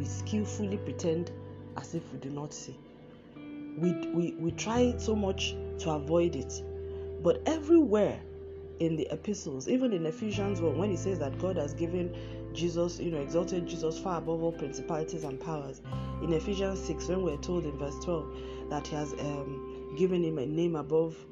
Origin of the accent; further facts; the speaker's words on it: Nigeria; moved away; my home country, Nigeria